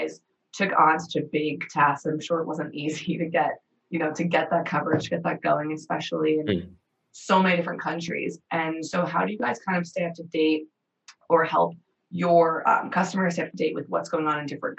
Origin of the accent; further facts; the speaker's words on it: United States; moved away as an adult; being American